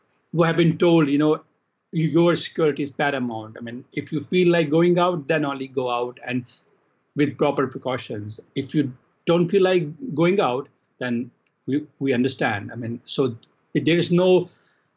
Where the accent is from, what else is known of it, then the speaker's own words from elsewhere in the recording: Jammu and Kashmir, India; also born or lived in Calcutta; when I was a teenager in Kashmir, my hometown.